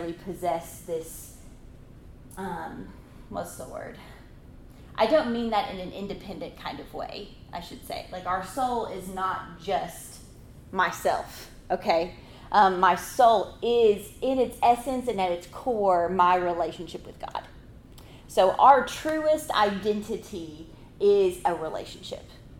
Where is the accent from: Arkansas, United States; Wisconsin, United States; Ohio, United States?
Arkansas, United States; moved away as an adult; also born or lived in Mississippi; now in Tempe, United States; If you hear in my voice, I come from Arkansas. I am a native Arkansan.